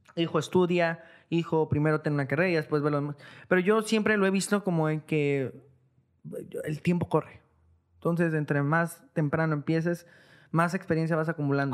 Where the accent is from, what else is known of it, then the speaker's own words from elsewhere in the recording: Guadalajara, Jalisco, Mexico; moved away as an adult; now in Tijuana, Mexico; soy de Guadalajara, soy de aquí